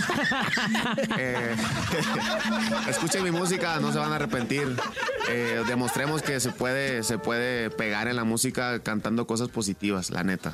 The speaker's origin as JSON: {"language": "Spanish", "region": "Oaxaca", "country": "Mexico", "tie": "born or raised there", "also_born_or_lived": "California", "moved": "yes", "lives_now": "Mazatlán, Mexico", "said": "nací en California. Crecí en Oaxaca, vivo en Mazatlán y mi mamá biológica es cubana"}